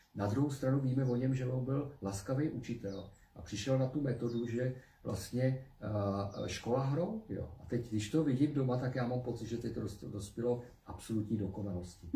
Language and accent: Czech; Czechia; jako Češi